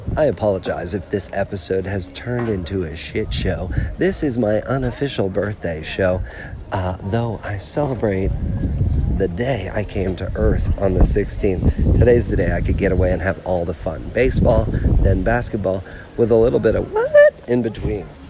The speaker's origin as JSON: {"language": "English", "region": "North Carolina", "country": "United States", "said": "I am from North Carolina"}